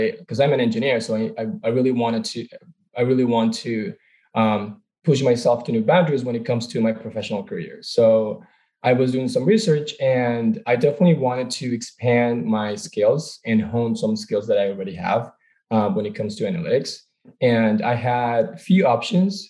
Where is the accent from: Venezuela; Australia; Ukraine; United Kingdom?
Venezuela; moved away as an adult; now in United States; I'm originally from Venezuela, born and raised.